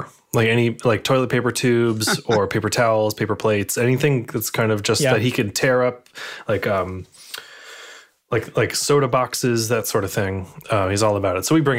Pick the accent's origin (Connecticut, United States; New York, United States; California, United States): Connecticut, United States; moved away; in my hometown down in Connecticut